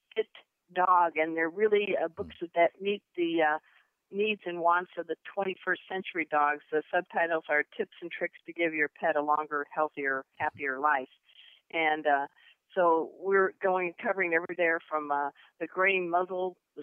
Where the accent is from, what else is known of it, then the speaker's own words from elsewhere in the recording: Crown Point, Indiana, United States; also born or lived in California / San Diego; now in Dallas, United States; I was born in Crown Point, Indiana